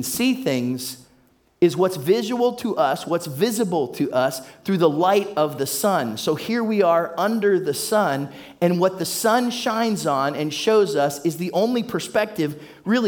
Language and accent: English; Warren, Ohio, United States; I grew up in Warren, Ohio area. That's Trumbull County, Northeast Ohio.